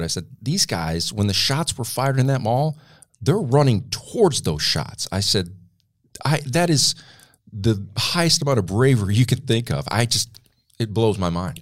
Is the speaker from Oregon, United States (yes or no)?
no; Flint, Michigan, United States; now in Tennessee, United States; my hometown of Flint, Michigan